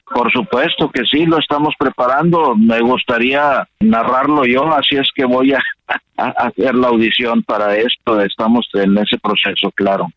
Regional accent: Saltillo, Coahuila, Mexico; yo nací en Saltillo y toda la vida he vivido ahí

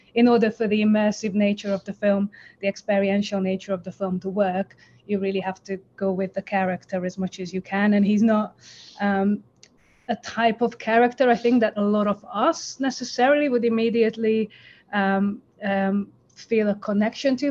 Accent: Budapest, Hungary; now in London, United Kingdom; I live in London, but I'm originally from Budapest.

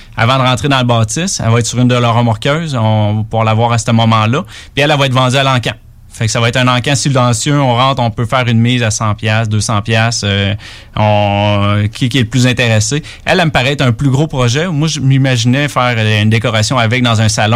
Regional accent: Quebec City, Quebec, Canada; moi, je suis de Québec

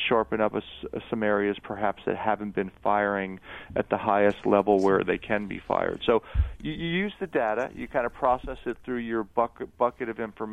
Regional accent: Eastern Long Island, New York, United States; I grew up on Eastern Long Island

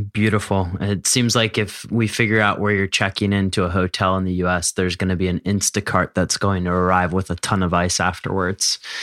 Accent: Philadelphia, Pennsylvania, United States; growing up in Philadelphia

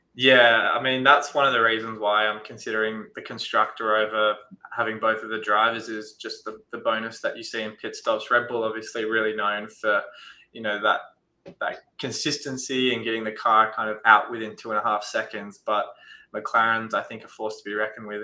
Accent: Australia; as an Aussie

